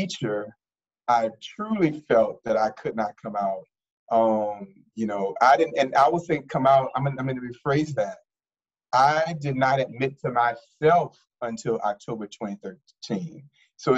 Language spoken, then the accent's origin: English; New Orleans, Louisiana, United States; moved away as an adult; now in Washington, D.C., United States; I'm from New Orleans, Louisiana, born and raised in the Lower Ninth Ward of New Orleans